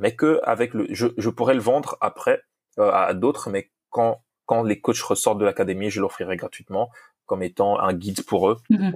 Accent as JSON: {"language": "French", "country": "DR Congo", "first_language": "Lingala", "second_language": "French", "moved": "yes", "lives_now": "United States", "said": "je suis de, du, je suis Congo"}